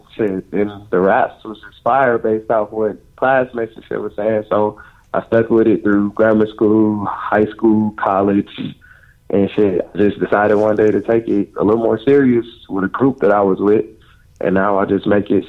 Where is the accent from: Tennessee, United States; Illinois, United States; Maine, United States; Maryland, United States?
Illinois, United States; Chicago; I'm from the South Side of Chicago, Wild Hunters. Born and raised.